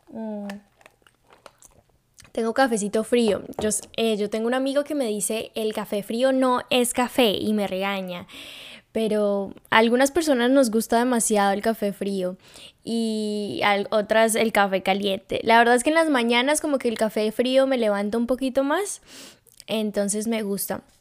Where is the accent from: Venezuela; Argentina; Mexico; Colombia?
Colombia; Cartagena, Bolívar; born there; yo soy colombiana. Yo nací en Cartagena.